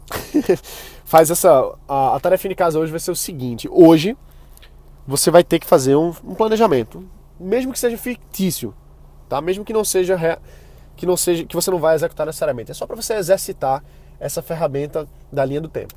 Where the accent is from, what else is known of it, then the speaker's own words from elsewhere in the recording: Brazil; eu sou brasileiro